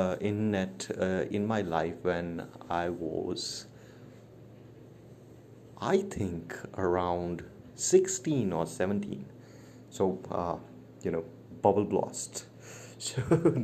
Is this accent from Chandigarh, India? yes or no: yes; Chandigarh, India; moved away as an adult; also born or lived in Chennai; now in New Delhi, India; I'm from India, born in Chandigarh, that is the green city of India. And I've been residing in New Delhi for quite a long time.